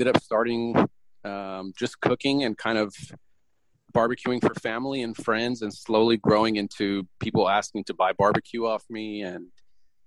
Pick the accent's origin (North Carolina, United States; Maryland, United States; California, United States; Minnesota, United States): California, United States; born or raised there; moved away as an adult; also born or lived in Romania; now in Tyler, United States